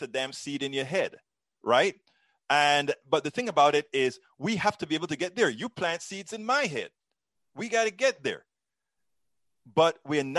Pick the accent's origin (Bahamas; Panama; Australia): Panama; now in United States; I'm originally from Central America, Panama